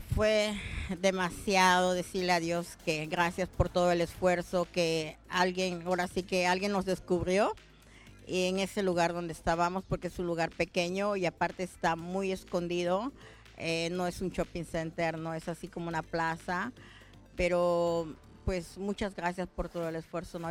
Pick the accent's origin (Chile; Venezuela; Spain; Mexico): Mexico; now in Adelaide, Australia; como todo mexicano, empezamos en un lugar pequeño